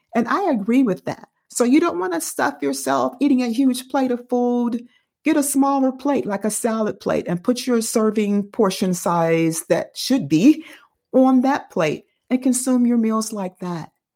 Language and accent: English; Dayton, Ohio, United States; I grew up in Dayton.